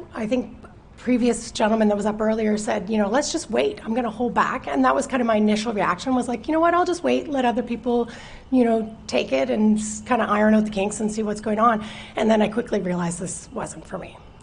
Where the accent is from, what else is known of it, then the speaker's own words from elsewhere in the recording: Chester, Nova Scotia, Canada; I grew up in Chester, but um, moved away for a few years